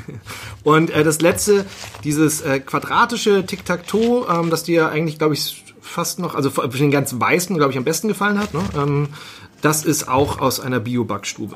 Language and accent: German; Northern Germany, Germany; ich bin Norddeutscher